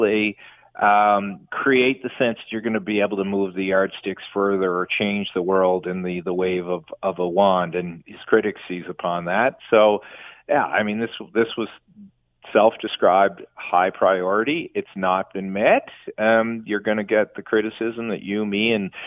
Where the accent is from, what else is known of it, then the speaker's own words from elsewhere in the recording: Canada; if you travel abroad as a Canadian